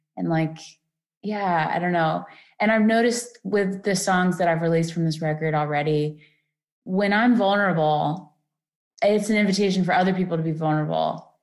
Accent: Florida, United States; moved away; I'm from Florida too, originally

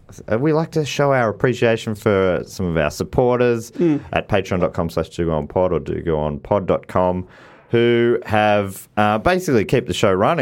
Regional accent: United States; I'm American

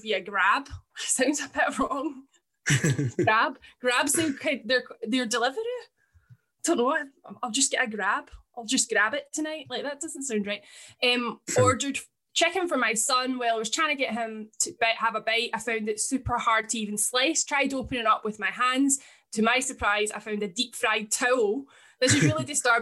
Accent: Scotland, United Kingdom; I'm Scottish

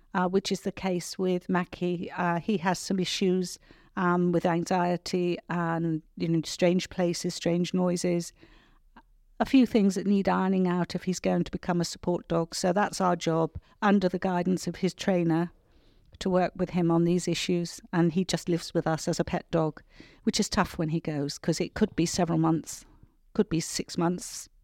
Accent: Cornwall, South West England, United Kingdom; moved away; also born or lived in New Zealand; the village in which I grew up

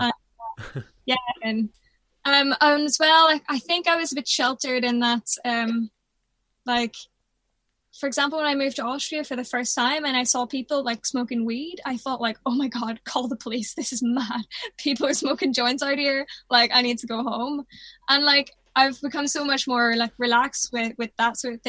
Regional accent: Belfast, Northern Ireland, United Kingdom; I'm from, obviously, the north of Ireland. Mm. Like, I grew up in Belfast.

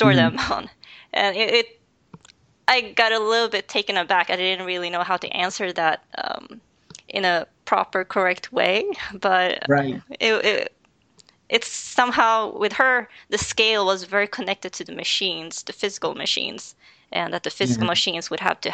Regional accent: Sweden; I was born here in Sweden

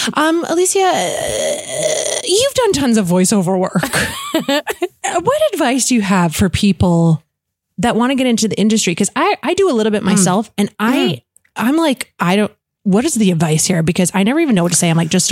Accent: North Vancouver, British Columbia, Canada; I grew up in North

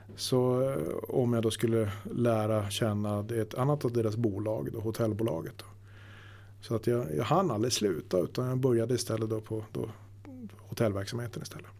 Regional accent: Luleå, Norrbotten County, Sweden; moved away as an adult; also born or lived in Stockholm; now in Bollnäs, Sweden; egentligen så är jag uppvuxen uppe i Norrbotten, Luleå

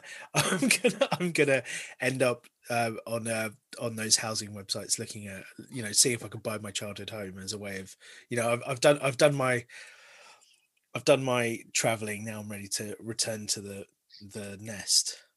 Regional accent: Harrow, London, United Kingdom; first language Gujarati; moved away as an adult; now in Bristol, United Kingdom; I grew up in Harrow

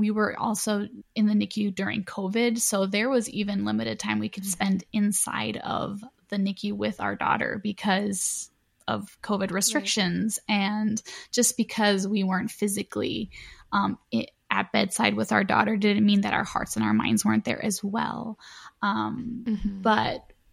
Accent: Chicago, Illinois, United States; we're from Chicago, or the surrounding cities of Chicago

